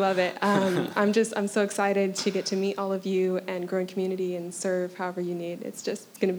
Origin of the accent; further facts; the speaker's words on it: Colorado, United States; moved away as an adult; now in Downpatrick, United Kingdom; I'm originally from Colorado in the States, and I grew up on a farm, so I love the outdoors.